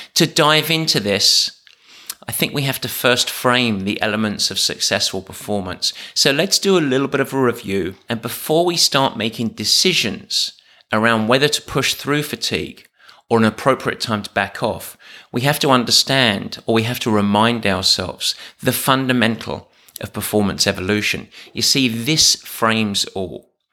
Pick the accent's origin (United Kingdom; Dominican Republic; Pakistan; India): United Kingdom; England; I'm English.